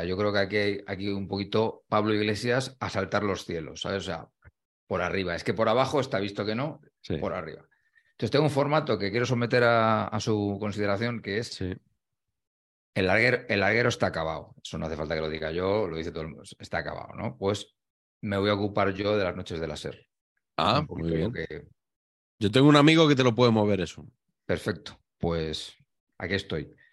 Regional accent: Spain; las cosas que me gustan a mí como espectador, que creo que soy el español medio al final, ¿no?

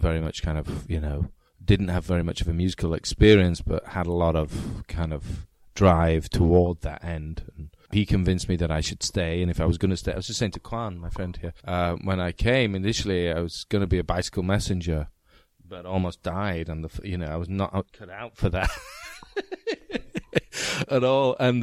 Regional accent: Leeds, Yorkshire and the Humber, United Kingdom; moved away as an adult; also born or lived in New York; I'm from Leeds

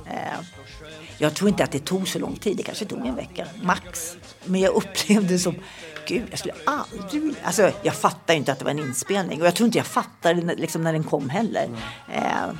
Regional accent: Nacka, Stockholm County, Sweden; also born or lived in Tullinge; Jag var i alla fall nio tror jag när jag flyttade till Nacka

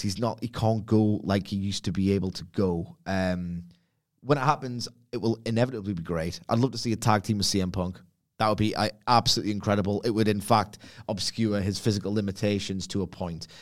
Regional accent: Gateshead, North East England, United Kingdom; now in Hebburn, United Kingdom; I'm not from Texas. I'm from Lowfell Gateshead, and I currently reside in Hepburn.

